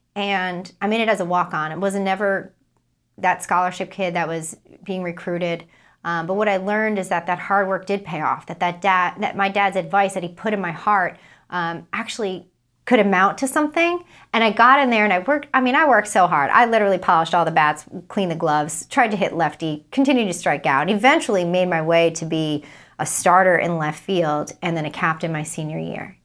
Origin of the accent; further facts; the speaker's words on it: Providence, Rhode Island, United States; I'm from Providence, Rhode Island